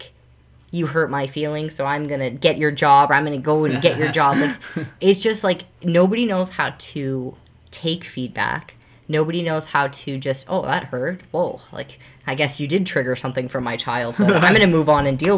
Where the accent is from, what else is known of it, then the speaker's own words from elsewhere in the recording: Canada; what I grew up with in Canada.